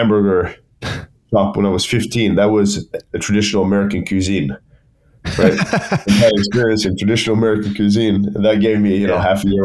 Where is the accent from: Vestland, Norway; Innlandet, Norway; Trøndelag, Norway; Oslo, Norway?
Vestland, Norway; Bergen; back home in my hometown of Bergen in Norway